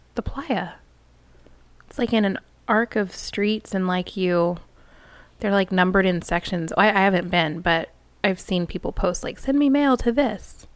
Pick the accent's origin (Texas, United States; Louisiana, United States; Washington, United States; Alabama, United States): Texas, United States; growing up in Texas